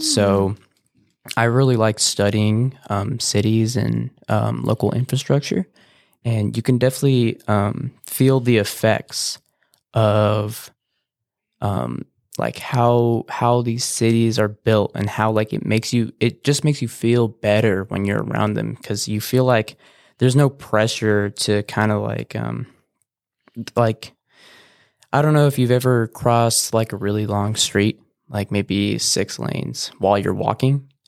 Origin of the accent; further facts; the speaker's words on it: Banning, California, United States; also born or lived in Beaumont, California; I've pretty much been born and raised here